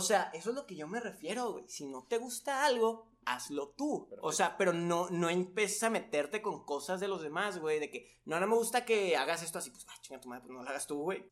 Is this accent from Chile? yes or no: no; Mexico; A mí como mexicano